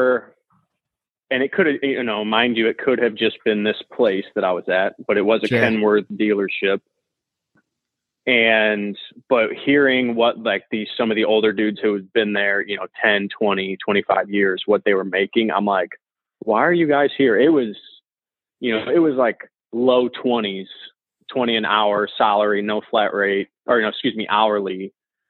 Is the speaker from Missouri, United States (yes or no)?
yes; St. Louis, Missouri, United States; I'm from St. Louis, Missouri.